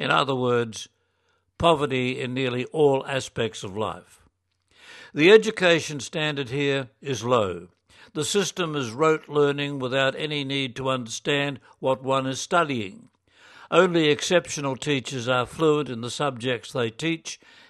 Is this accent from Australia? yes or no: yes; Australia; now in Checa, Peru; I'm an Australian diocesan priest working as an associate with St. Columban's Mission Society. I live and work in the parish of San Andres de Checa in a small district high up in the southern Andes of Peru.